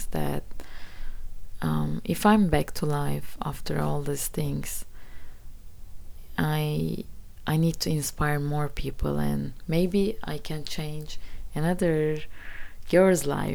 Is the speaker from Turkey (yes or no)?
yes; Gelibolu, Çanakkale, Turkey; English is a second language; it happened in my hometown, actually, the Kalipoli part